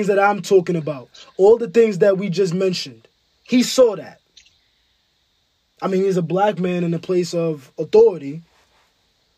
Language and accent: English; New York City, New York, United States; also born or lived in Ghana; I'm from Bed-Stuy.